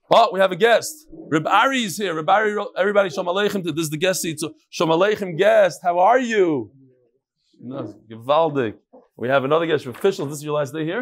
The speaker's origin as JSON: {"language": "English", "region": "New York", "country": "United States", "tie": "born or raised there", "said": "I grew up in New York"}